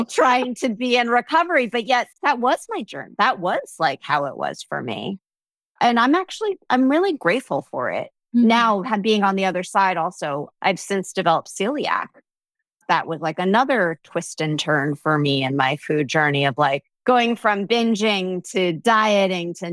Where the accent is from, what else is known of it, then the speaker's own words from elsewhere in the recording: New Jersey, United States; I'm from New Jersey